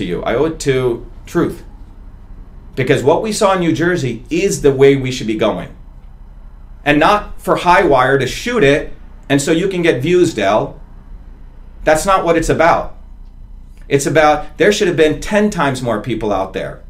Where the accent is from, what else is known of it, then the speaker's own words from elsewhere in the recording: India; moved away; I'm the untouchable from India. You know, my people always had to do all the dirty work in India